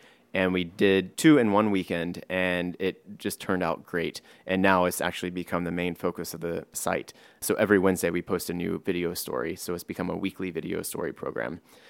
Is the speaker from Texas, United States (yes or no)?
yes; Driftwood, Texas, United States; now in New York, United States; And myself, I live in New York, but I'm not from here. I'm from Driftwood, which is a very small town in Texas.